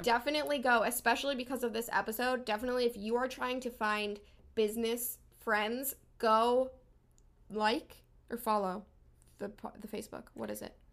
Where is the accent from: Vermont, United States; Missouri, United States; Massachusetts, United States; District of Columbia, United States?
Vermont, United States; I'm from Vermont